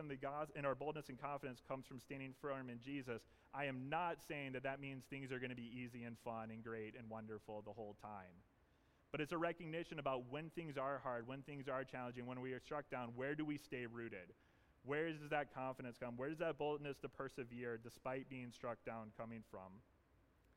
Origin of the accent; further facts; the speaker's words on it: the South, United States; moved away; I grew up in the South, but also sometimes growing up in the South means you say things really funny